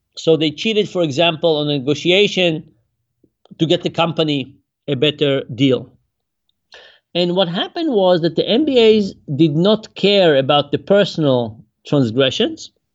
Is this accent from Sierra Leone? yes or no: no; Israel; now in United States; I grew up in Israel